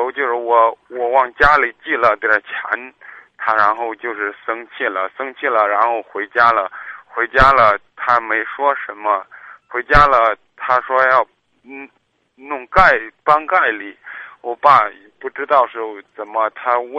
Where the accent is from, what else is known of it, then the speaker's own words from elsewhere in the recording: Kaifeng, Henan, China; moved away as an adult; now in Zhengzhou, China; 我家是开封的。